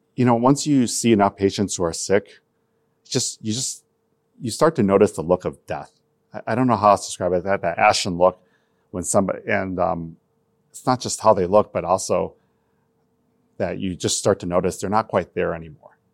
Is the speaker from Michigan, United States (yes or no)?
yes; Michigan, United States; also born or lived in Taiwan; I grew up in Michigan, um, I immigrated to the United States in nineteen seventy-nine from the island of Taiwan